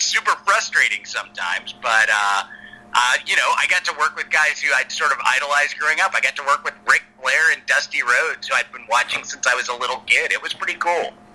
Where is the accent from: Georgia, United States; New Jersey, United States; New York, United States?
Georgia, United States; Atlanta; I was growing up in Atlanta at the time